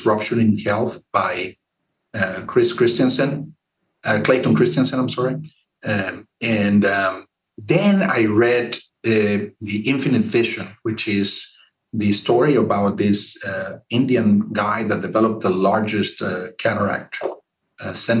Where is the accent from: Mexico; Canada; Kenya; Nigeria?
Mexico; now in San Antonio, United States; I'm from Mexico